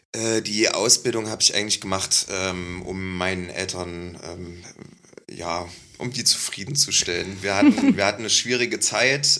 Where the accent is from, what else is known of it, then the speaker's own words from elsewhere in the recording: Leipzig, Saxony, Germany; ich komme aus Leipzig